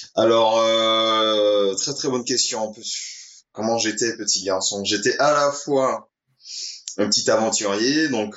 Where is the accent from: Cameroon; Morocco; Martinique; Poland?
Martinique; Saint-Esprit; j'ai grandi au Saint-Esprit qui est deux villes en dessous du Lamentin